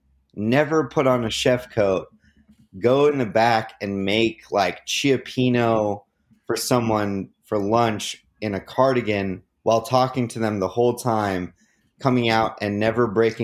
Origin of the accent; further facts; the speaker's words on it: Oregon, United States; moved away as an adult; now in Los Angeles, United States; people growing up in Oregon as a white man, a little bit jaded. There's a lot of there's a lot of people just like me up there